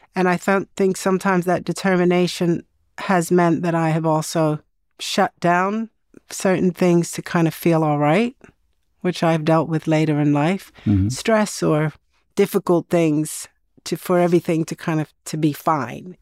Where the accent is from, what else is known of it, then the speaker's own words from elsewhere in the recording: Sweden; growing up in Sweden in the 70s